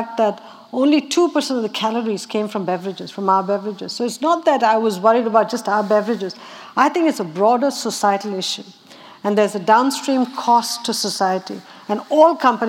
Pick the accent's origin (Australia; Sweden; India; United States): India; Chennai, Tamil Nadu; moved away; I grew up water distressed in Madras.